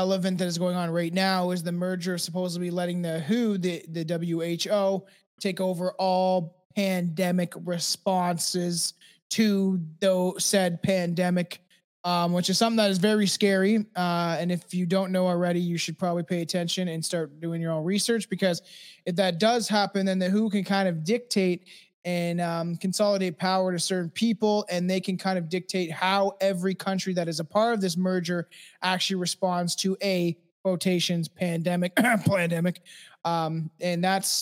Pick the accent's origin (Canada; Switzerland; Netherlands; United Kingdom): Canada; I'm Canadian